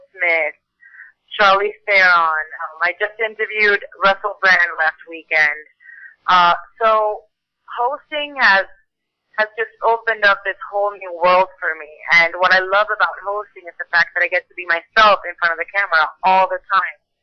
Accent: Puerto Rico; moved away as an adult; also born or lived in Boston; now in Los Angeles, United States; I was born and raised in Puerto Rico

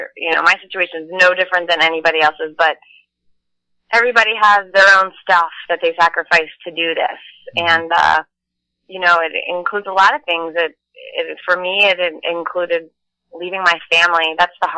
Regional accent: Maryland, United States; now in Los Angeles, United States; I'm from Maryland, so we used to have crab feasts every summer, and all the neighbors would come over

